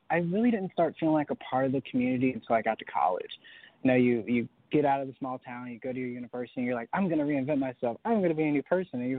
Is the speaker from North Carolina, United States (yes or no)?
yes; Sanford, North Carolina, United States; So I grew up in Sanford, North Carolina, which is kind of the middle of nowhere, North Carolina.